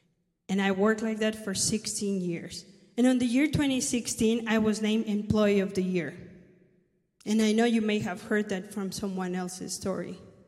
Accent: Mexico City, Mexico; English is a second language; moved away as an adult; also born or lived in Phoenix, Arizona; now in United States; I am Mexican, if you didn't notice. I was born in Mexico City, And then I moved to this country when I was only 18 years of age with a tourist visa.

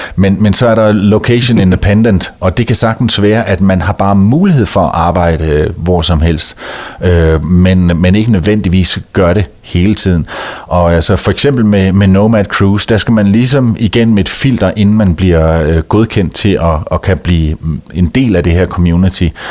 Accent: Denmark; moved away as an adult; hjemme i Danmark

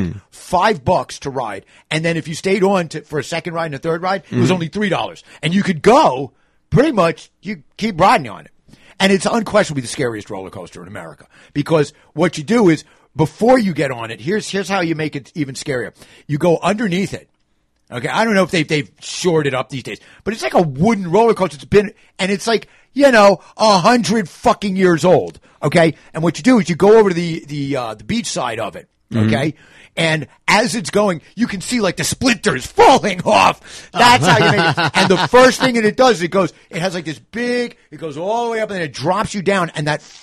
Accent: New York City, New York, United States; moved away as an adult; as a New Yorker, having grown up there, like when I was a kid

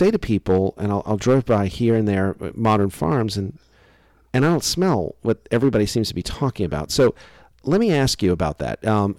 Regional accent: Louisiana, United States; I'm from Louisiana.

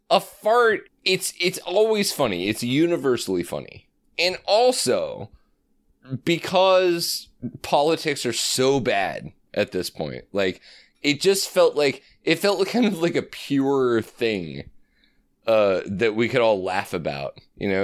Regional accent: Omaha, Nebraska, United States; also born or lived in Colorado / Chicago; I grew up in Omaha

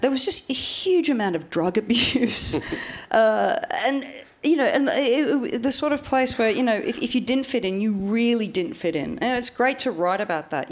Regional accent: Australia; moved away; growing up in Australia

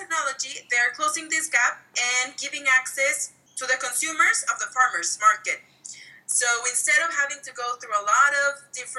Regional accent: Monterrey, Nuevo León, Mexico; from Monterrey, from my hometown.

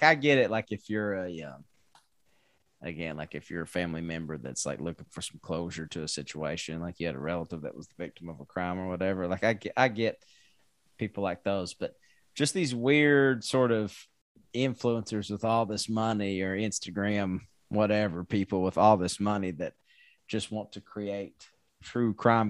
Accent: Scotland, United Kingdom; if it can't also just tell me that like I'm Scottish

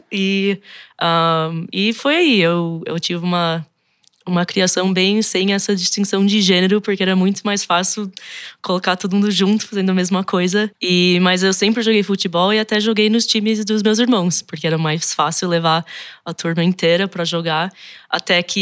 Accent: United States; born there; nasci nos Estados Unidos, mas meus dois pais são brasileiros. Foram para lá em 79 para fazer pós-graduação, também na época da ditadura finalizando aqui no Brasil.

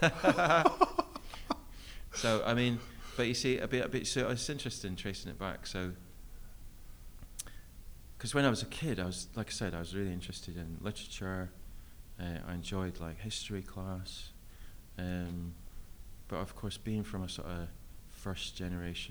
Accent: Scotland, United Kingdom; moved away as an adult; also born or lived in London; from Scotland and I'd recently just moved down to London, and we don't have meadows in Scotland.

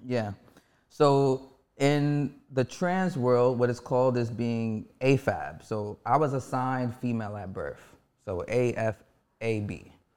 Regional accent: New York City, New York, United States; I'm born and raised in Harlem, New York.

